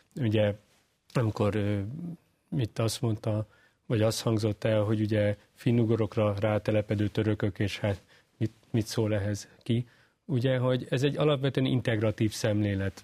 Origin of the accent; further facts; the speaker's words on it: Hungary; mivel magyar vagyok